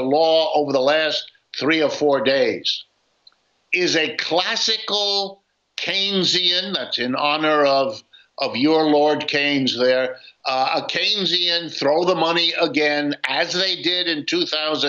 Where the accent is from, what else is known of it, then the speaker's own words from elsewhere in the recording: United States; as an American